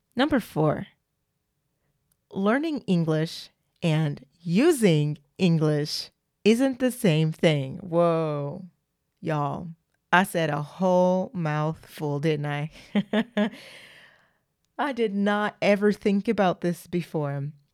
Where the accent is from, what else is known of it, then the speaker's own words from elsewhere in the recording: United States; accent: American; also born or lived in France; I'm an American and I sound like one.